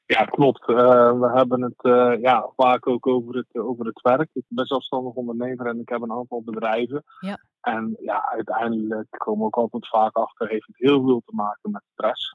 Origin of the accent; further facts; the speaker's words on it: Zeeland, Netherlands; ik kom zelf uit, uit Zeeland